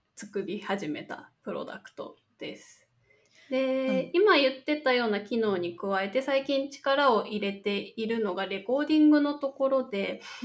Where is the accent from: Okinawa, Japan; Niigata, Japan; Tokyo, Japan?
Niigata, Japan; moved away; 出身は新潟県ですね地元は